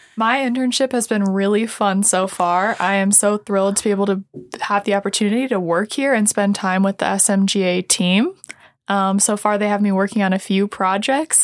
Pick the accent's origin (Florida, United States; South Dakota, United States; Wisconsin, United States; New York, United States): South Dakota, United States; Sioux Falls; I'm from Sioux Falls